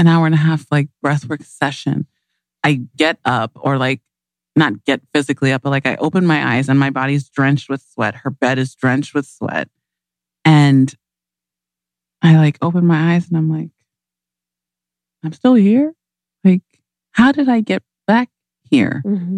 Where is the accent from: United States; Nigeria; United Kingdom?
Nigeria; I'm Nigerian